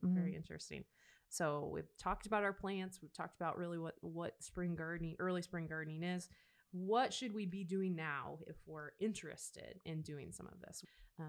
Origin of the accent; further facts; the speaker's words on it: Nebraska, United States; I remember growing up in Nebraska, we did some of that early season gardening.